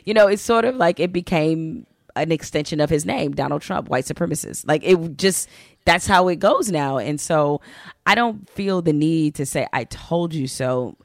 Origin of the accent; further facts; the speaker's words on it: Detroit, Michigan, United States; I'm from Detroit